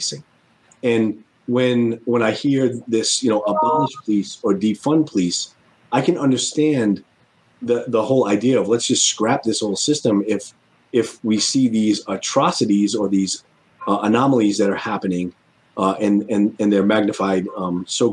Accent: Rhode Island, United States; now in Connecticut, United States; my home state of Rhode Island

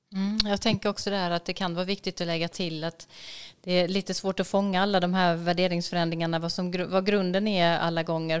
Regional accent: Sweden; som svensk som kommer från ett väldigt sekulärt samhälle

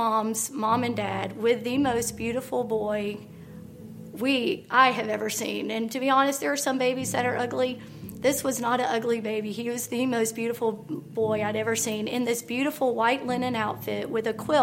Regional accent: Tallahassee, Florida, United States; also born or lived in Augusta; I grew up in Tallahassee

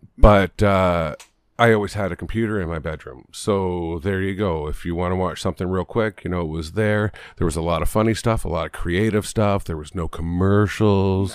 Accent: Canada; we're Canadian.

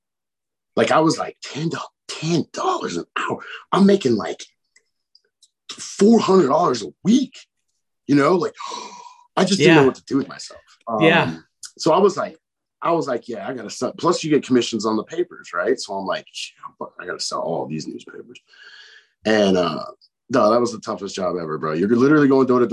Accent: Chicago, Illinois, United States; I grew up from in Chicago

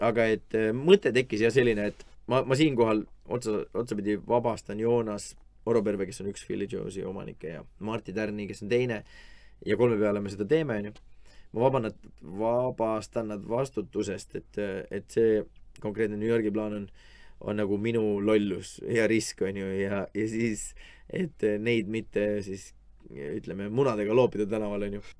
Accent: Estonia; et vabandust, et ma ei tea, kuidas need asjad käivad, ma olen lihtsalt Eestist, on ju.

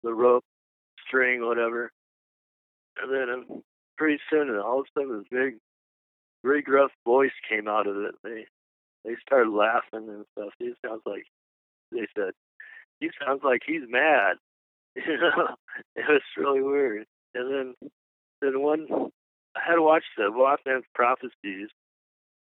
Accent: Mesa, Arizona, United States; I'm from Mesa, Arizona. I grew up basically in a Mormon neighborhood

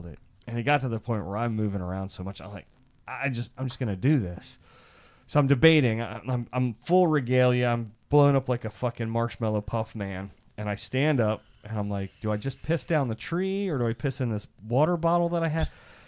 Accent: Iowa, United States; When I grew up in Iowa, there were farms and they had like farm geese.

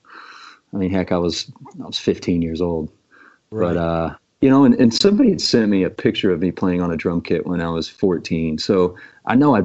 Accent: Southern Indiana, United States; now in Louisville, United States; I grew up in Southern Indiana

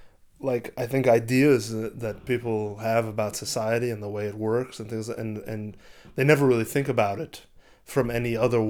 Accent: Israel; born there; Yeah, I was born in Israel. And my parents were born in Israel, but like their genetics are all Eastern European.

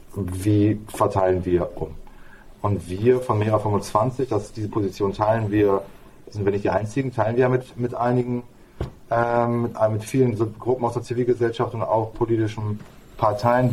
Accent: Bremen, Germany; ich bin, ich bin Bremer, genau, gebürtiger Bremer

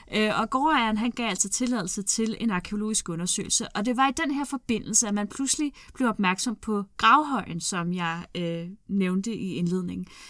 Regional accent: Glostrup, Capital Region of Denmark, Denmark; Jeg er fra Klostrup

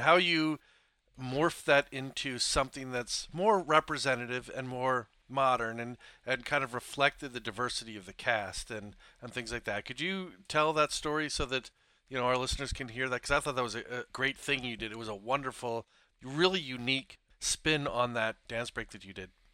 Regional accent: Philadelphia, Pennsylvania, United States; now in Port Orchard, United States; Having come from the East Coast, I grew up around Philadelphia

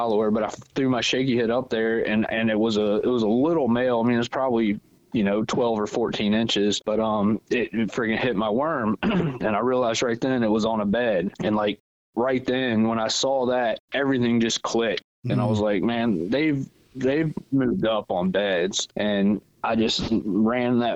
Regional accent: Virginia, United States; I wasn't born here, but yeah, I've been here since I was like 6 years old. So yeah, I say I'm from Virginia.

